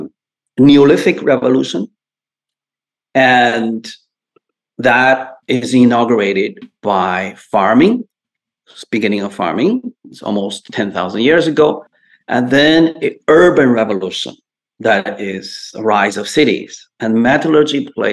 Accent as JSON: {"language": "English", "country": "China", "tie": "born or raised there", "also_born_or_lived": "Canada", "moved": "as an adult", "lives_now": "United States", "said": "I was born in China. I spent the first 20 years there"}